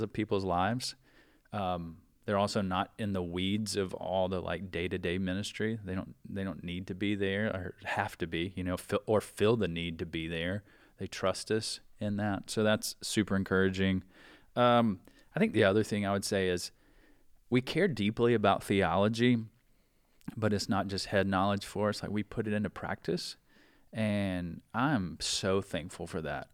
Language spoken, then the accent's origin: English; South Carolina, United States; moved away as an adult; growing up in South Carolina, we could play all year round